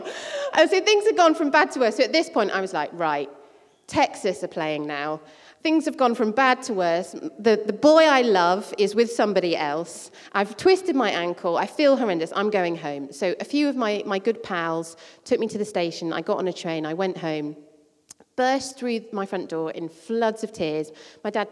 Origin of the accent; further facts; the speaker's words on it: Croydon, London, United Kingdom; I spent my teenage years growing up in Croydon, in South London